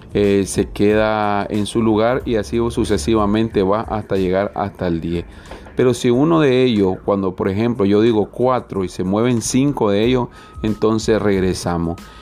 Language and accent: Spanish; Nicaragua; nuestra amada Nicaragua